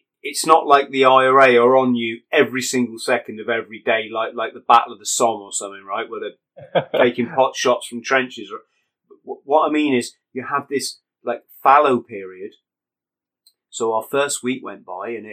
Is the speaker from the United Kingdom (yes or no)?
yes; England, United Kingdom; I'm a British person, English